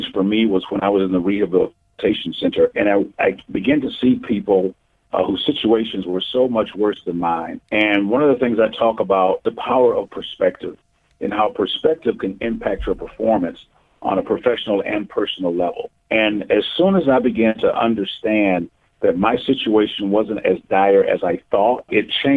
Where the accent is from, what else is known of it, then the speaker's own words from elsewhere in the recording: Milwaukee, Wisconsin, United States; I was born and raised in Milwaukee, Wisconsin